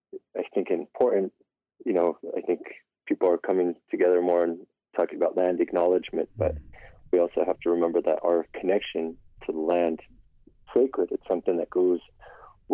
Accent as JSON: {"language": "English", "area": "Black Mesa", "region": "Arizona", "country": "United States", "said": "based in Arizona, originally from Black Mesa"}